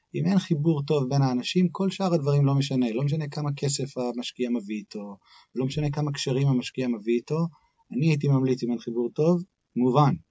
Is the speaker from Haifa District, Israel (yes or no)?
yes; Haifa, Haifa District, Israel; moved away as an adult; also born or lived in United States; נולדתי בחיפה, בישראל